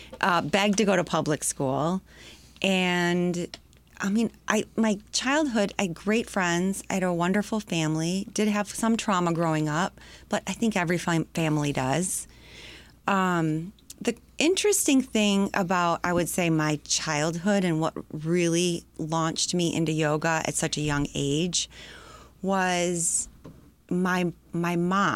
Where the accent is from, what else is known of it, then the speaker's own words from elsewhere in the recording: Sterling Heights, Michigan, United States; also born or lived in Detroit / Macomb Township / Wyandotte; I grew up, I started in Detroit proper, and then we moved out to the suburbs north, Sterling Heights, out to Macomb Township.